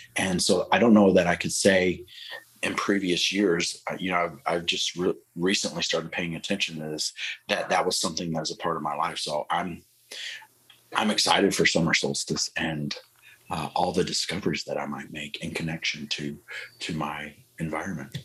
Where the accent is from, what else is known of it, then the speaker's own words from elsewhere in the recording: Texas, United States; moved away; also born or lived in Wisconsin; I grew up in Texas, and Texas is super hot